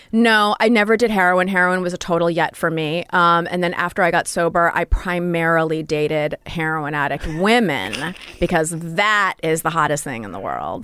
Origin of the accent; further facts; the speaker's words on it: Royal Oak, Michigan, United States; moved away; A suburb of Detroit called Royal Oak